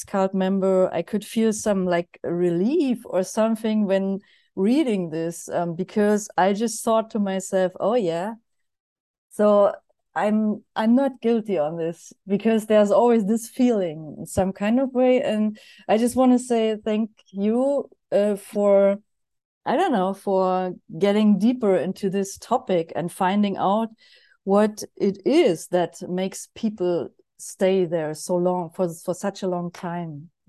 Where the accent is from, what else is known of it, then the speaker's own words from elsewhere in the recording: Germany; from Germany